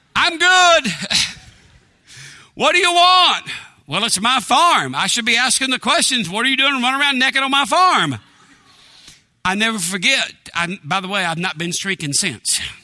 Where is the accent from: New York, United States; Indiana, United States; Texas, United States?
Texas, United States; East; I grew up in East Texas in a small town